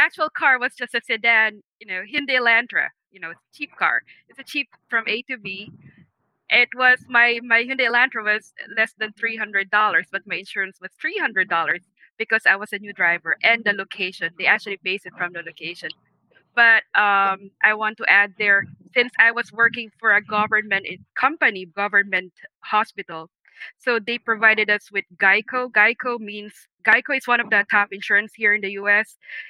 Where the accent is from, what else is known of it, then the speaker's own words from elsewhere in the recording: Manhattan, New York, United States; I'm from Manhattan.